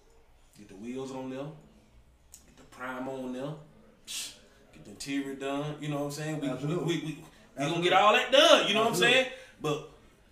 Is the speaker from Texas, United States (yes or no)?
no; Gadsden, South Carolina, United States; also born or lived in Spartanburg, South Carolina; Born and raised in Gadsden, South Carolina, 864 area, my stomping ground.